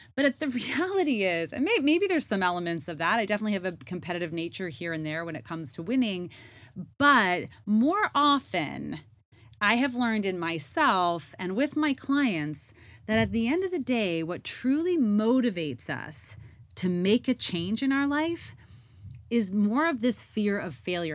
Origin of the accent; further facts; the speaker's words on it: Canada; moved away; I am Canadian and I was in Canada for the summer.